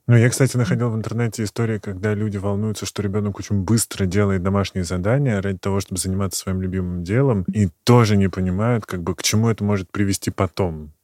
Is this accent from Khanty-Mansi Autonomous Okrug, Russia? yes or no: no; Moscow Oblast, Russia; я из Подмосковья, меня взяли в школу